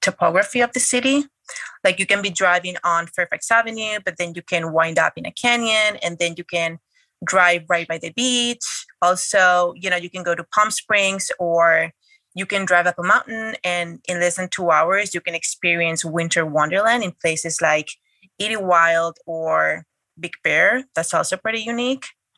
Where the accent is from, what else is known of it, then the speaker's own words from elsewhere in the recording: Madrid, Community of Madrid, Spain; moved away as an adult; also born or lived in New York City; now in Los Angeles, United States; I'm originally from Spain. I grew up in Madrid. I was born in New York City